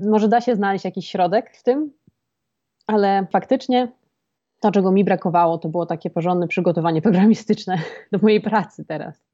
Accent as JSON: {"language": "Polish", "country": "Poland"}